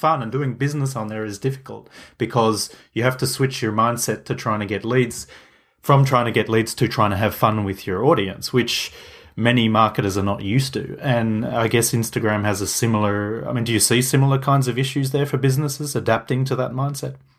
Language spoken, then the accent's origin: English; Switzerland; I'm from Switzerland, if people didn't know. I'm near Zurich